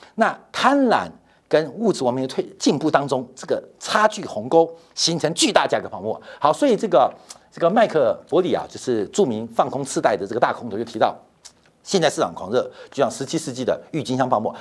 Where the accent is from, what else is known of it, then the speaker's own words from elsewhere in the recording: Taipei, Taiwan; 我从小是在四四南村长大的